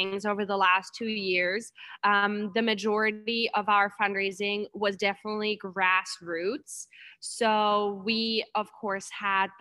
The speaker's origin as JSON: {"language": "English", "country": "Germany", "moved": "yes", "lives_now": "Anchorage, United States", "said": "I'm from Germany, a lot of my friends and family from back home"}